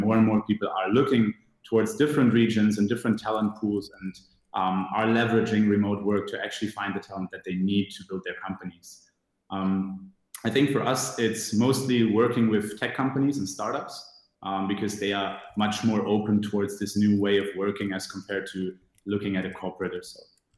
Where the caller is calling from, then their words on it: Tunis, Tunis Governorate, Tunisia; I am dialing in from Tunis at the moment. So sitting in Tunisia in our offices, but heading back to Berlin on Friday.